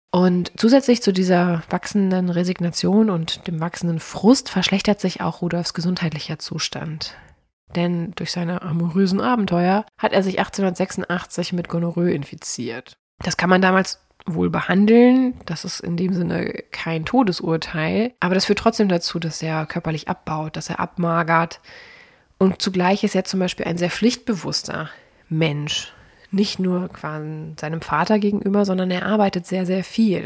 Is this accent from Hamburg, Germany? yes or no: no; Cologne, North Rhine-Westphalia, Germany; bei uns in Köln